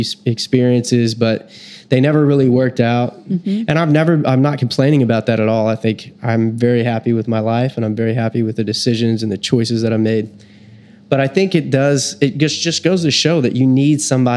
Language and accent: English; Texas, United States; I was born in Texas